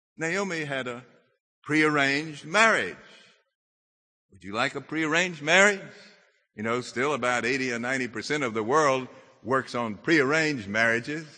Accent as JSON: {"language": "English", "region": "Mississippi", "country": "United States", "said": "I'm from Mississippi."}